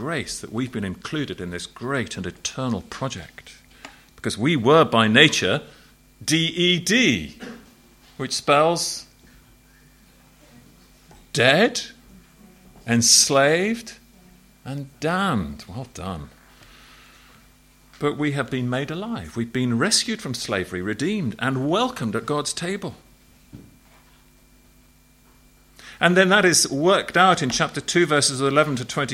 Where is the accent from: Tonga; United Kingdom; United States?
United Kingdom; England; As an Englishman in Ireland.